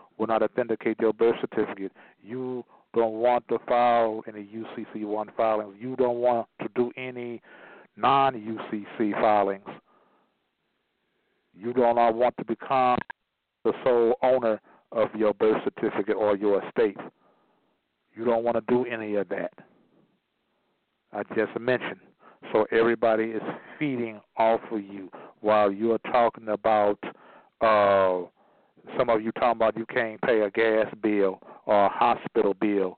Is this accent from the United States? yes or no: yes; St. Louis, Missouri, United States; I'm from the St. Louis, Missouri Republic. This is the show me state.